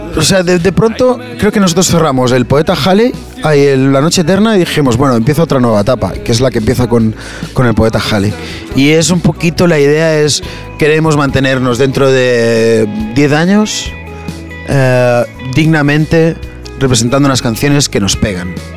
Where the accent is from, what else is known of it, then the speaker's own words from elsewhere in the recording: Barcelona, Catalonia, Spain; tú mismo como propio barcelonés